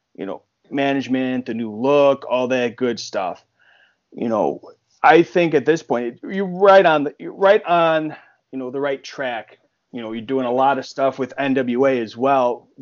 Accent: Buffalo, New York, United States; when I grew up in Buffalo uh, back in the early 2000s

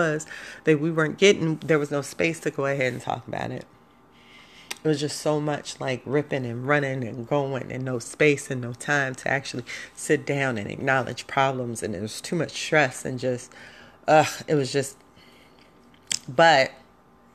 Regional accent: Chicago, Illinois, United States; we as High Park kids, we not project chicks. I'm not a project girl.

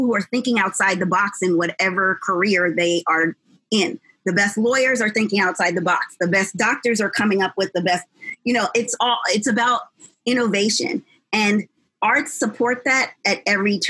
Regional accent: New Jersey, United States; now in Los Angeles, United States; I'm not from California, I'm from New Jersey. And I didn't know at the time, of course, because I was a kid, that I literally lived in the third best school district in New Jersey

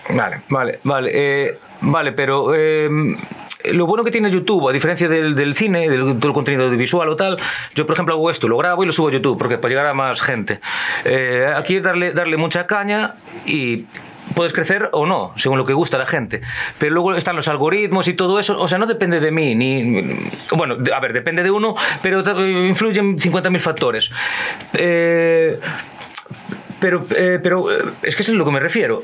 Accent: Ourense, Galicia, Spain; yo que soy una persona de Orense

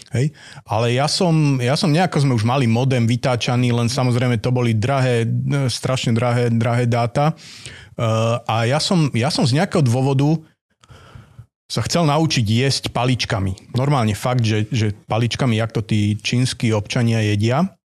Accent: Dunajská Lužná, Bratislava Region, Slovakia; also born or lived in Trnava area; som túto kúsok od Bratislavy, že Dunajská Lúžna

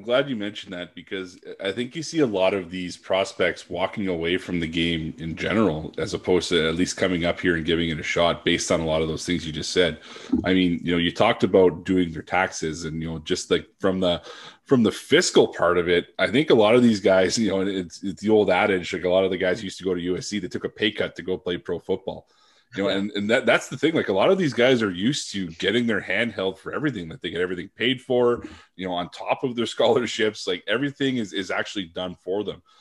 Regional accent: Sudbury, Ontario, Canada; moved away as an adult; also born or lived in Ottawa / Vancouver; I come from Sudbury.

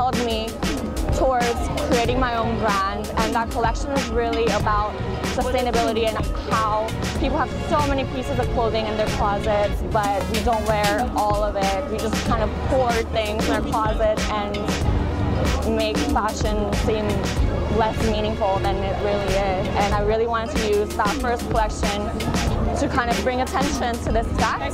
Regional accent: Midwest U.S., United States; moved away as an adult; also born or lived in Korea / New York / Paris / Milan; I was raised in the U.S. most of my life, and I grew up in the Midwest U.S.

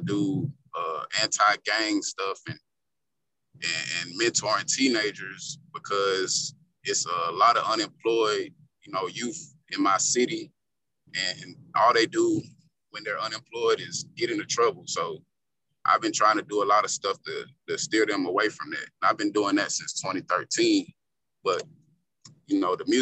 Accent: Columbia, South Carolina, United States; My hometown is Columbia, South Carolina. And my upbringing, I was raised in a two-parent household.

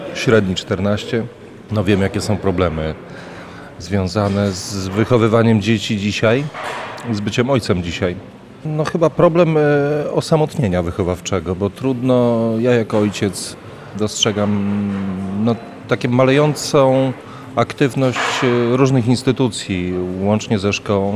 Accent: Lubartów, Lublin Voivodeship, Poland; jestem z Lubartowa

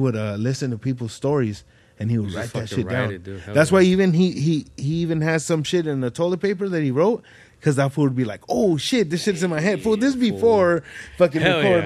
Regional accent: Ridgecrest, California, United States; when I was little, growing up in Ridgecrest, fool, it was a little ass town

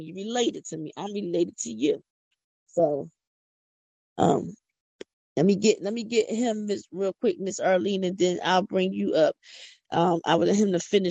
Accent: Philadelphia, Pennsylvania, United States; accent: country; I'm from Philadelphia. I don't talk country.

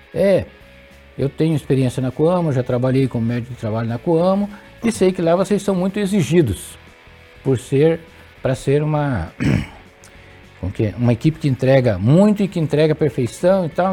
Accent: Londrina region, Paraná, Brazil; also born or lived in Santa Fé, Paraná; Eu sou natural de Santa Fé, no Paraná, uma região próxima a Maringá. Ali. Mas consta nos autos que dois meses após o meu nascimento, a minha família se mudou dessa cidade e fomos para a região de Londrina

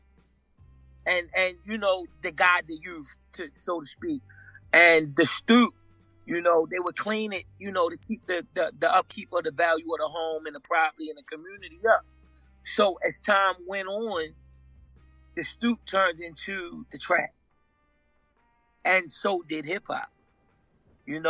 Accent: Baltimore, Maryland, United States; in Baltimore, in historic Baltimore, you know, we're known for marble stoops.

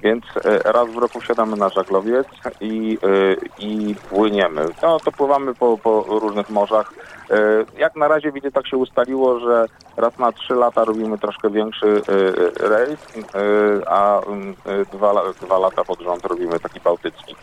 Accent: Stalowa Wola, Subcarpathian Voivodeship, Poland; moved away; also born or lived in Warmia; ja pochodzę w ogóle z Małopolski, a znaczy z Podkarpacia obecnego

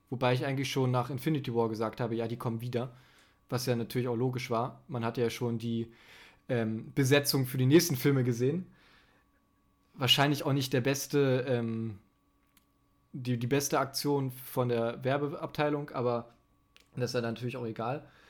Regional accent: Germany; ich bin Deutscher, mein Englisch ist leider nicht so gut

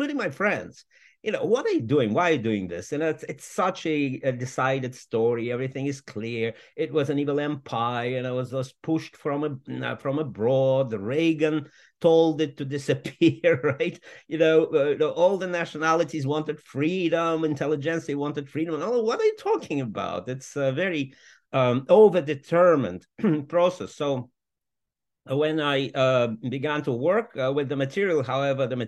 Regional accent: Moscow, Russia; moved away as an adult; also born or lived in United States; now in London, United Kingdom; I was born in Moscow in 1958

